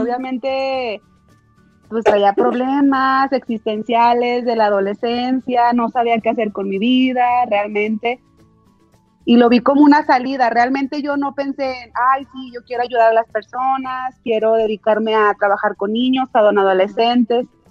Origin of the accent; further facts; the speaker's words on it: Jalpa, Zacatecas, Mexico; moved away as an adult; also born or lived in Villanueva, Zacatecas; now in Zacatecas, Mexico; Yo crecí en Jalpa. Ahí estudié desde el kinder hasta la preparatoria